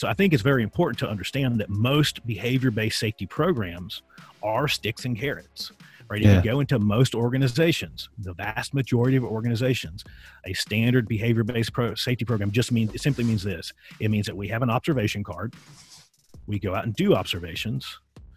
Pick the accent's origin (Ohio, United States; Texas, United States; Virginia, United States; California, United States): Virginia, United States; I grew up in Virginia